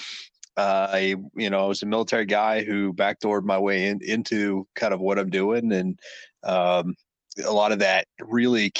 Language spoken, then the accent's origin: English; Kansas City, United States; I grew up mostly in Kansas City